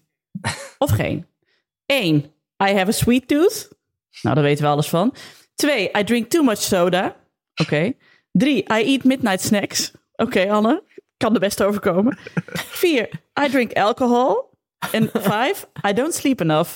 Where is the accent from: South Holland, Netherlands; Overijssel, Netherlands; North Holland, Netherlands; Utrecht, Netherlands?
Overijssel, Netherlands; Zwolle; ik uit Zwolle kom.